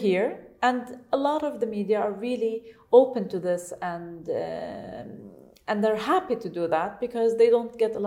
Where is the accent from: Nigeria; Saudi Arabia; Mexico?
Saudi Arabia; English is a second language; moved away as an adult; now in United Arab Emirates; I'm from Saudi Arabia, they would be surprised that I've never been educated outside